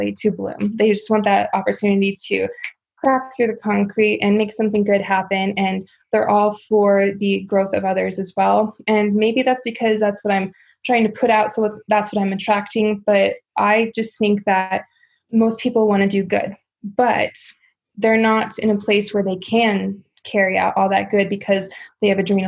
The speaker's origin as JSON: {"language": "English", "region": "South Dakota", "country": "United States", "tie": "born or raised there", "said": "growing up in South Dakota"}